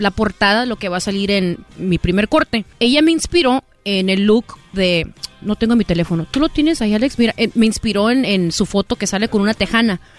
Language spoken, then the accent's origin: Spanish; Jalisco, Mexico; yo soy de Jalisco